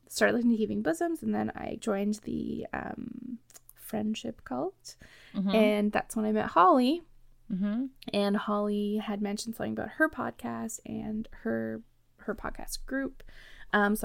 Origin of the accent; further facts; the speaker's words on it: Canada; I'm from Canada